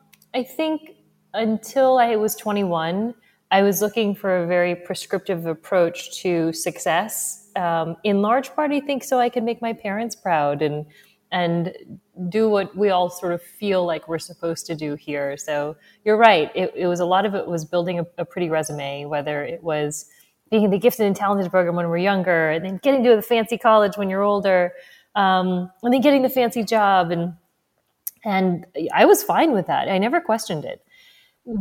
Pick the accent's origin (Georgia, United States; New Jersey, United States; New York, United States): New Jersey, United States; also born or lived in Missouri / Texas; I was born in Missouri. Lived there a couple of years and then grew up largely between New Jersey and Texas. So whenever people are like, where are you from? I'm like, Missouri.